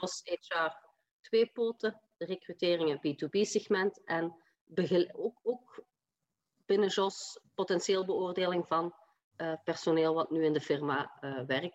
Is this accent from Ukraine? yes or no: no; Limburg, Flanders, Belgium; accent: Limburgish; also born or lived in Leuven; Ik heb een Limburgse tongval en die zal niet weggaan, maar ik opereer wel vanuit Leuven